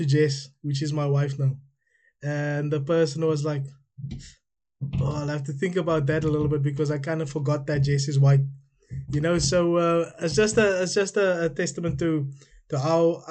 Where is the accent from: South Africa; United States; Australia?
South Africa; now in United Kingdom